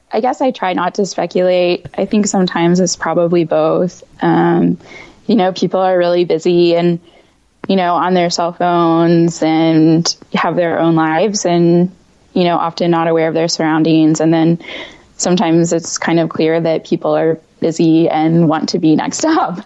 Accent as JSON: {"language": "English", "region": "Indiana", "country": "United States", "moved": "as an adult", "lives_now": "Washington, D.C. metro area, United States", "said": "I am based in the DC metro area, um, but I'm actually from Indiana"}